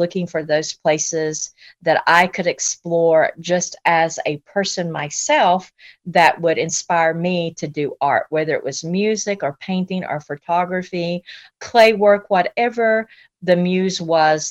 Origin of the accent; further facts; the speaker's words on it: Asheville, North Carolina, United States; growing up in Asheville, because I'm a native to Asheville